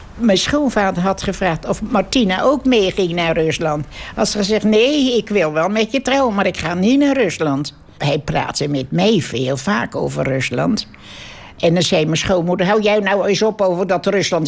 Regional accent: Netherlands; Allemaal zijn we Nederlander weer geworden

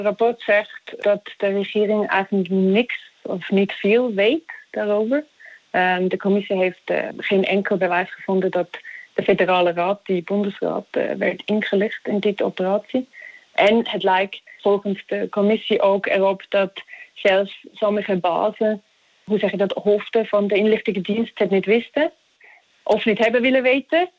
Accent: Zug, Switzerland; Dutch is a second language; also born or lived in Utrecht; in Toek. Dat is trouwens ook waar ik vandaan kom

